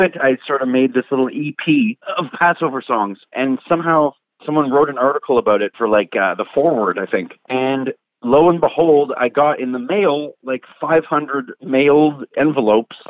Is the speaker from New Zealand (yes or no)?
no; Quebec, Canada; I'm Canadian, I'm Jewish, I'm white, I'm like in Quebec, and I'm in a basement and I'm making hip-hop